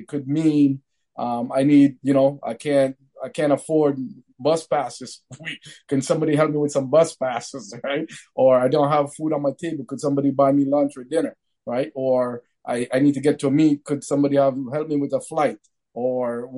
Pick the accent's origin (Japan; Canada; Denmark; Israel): Canada; Sudbury, Ontario; growing up in Sudbury, as a minority